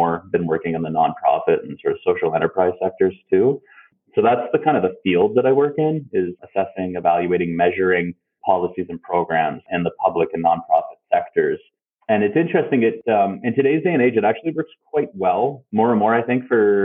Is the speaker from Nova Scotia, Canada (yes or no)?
yes; the Annapolis Valley, Nova Scotia, Canada; also born or lived in Halifax / Yarmouth / Fredericton / Ontario; now in Liverpool, Canada; I come from Nova Scotia. I was born in Halifax, spent early years in Yarmouth, but mostly grew up in the Valley.